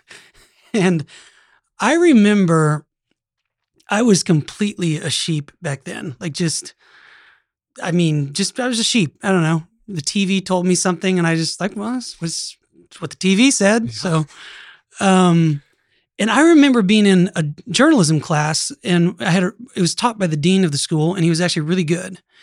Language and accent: English; Norman, Oklahoma, United States; that was my hometown